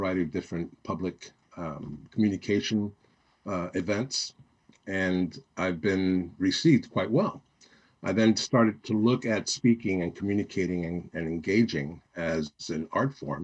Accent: New York City, New York, United States; moved away; also born or lived in Miami; I grew up in New York City, born and raised there

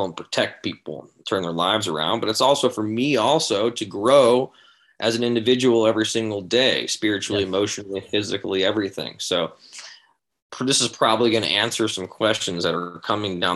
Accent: San Diego, California, United States; I grew up in San Diego, like skateboarding hardcore and all that stuff

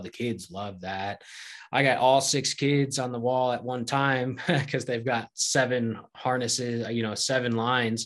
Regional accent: Connecticut, United States; moved away as an adult; now in Gunnison, United States; moved back to where I grew up in Connecticut.

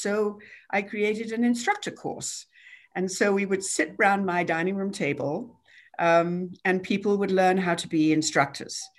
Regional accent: England, United Kingdom; moved away as an adult; now in United States; I was born in England and came over when I was twenty-two

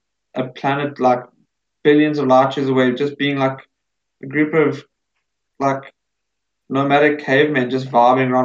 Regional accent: South Africa; we're South African.

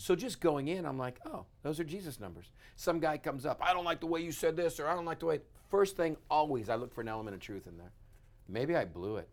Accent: West Texas, United States; I grew up in West Texas with crazy idiot brothers

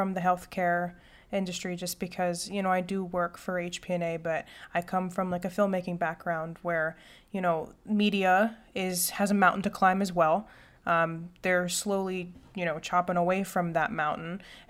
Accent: Pittsburgh, Pennsylvania, United States; moved away as an adult; also born or lived in Indiana; now in California, United States; growing up in Pittsburgh, there wasn't a lot of hope. And then moving out to California is a different boat.

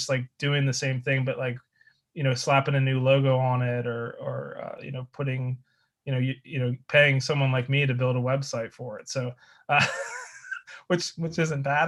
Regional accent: New Jersey, United States; moved away; also born or lived in Delaware / Pennsylvania; I grew up in South Jersey, actually. Lived in a bunch of different towns

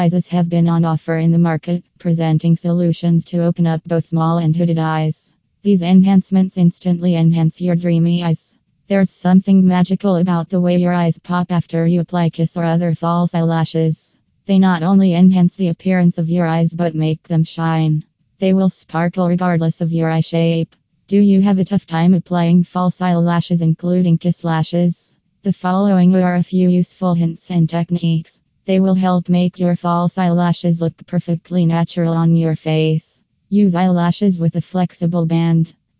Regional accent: California, United States; from California and USA.

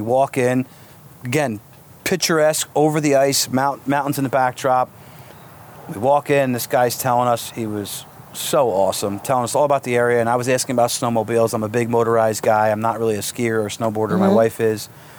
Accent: New Jersey, United States; I'm like, oh, Jersey. She's like, where in Jersey? I said, oh, down at the shore.

